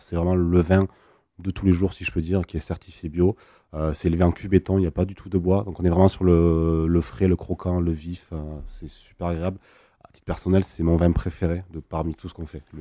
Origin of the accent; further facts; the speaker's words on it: Languedoc, Occitania, France; chez nous dans le Languedoc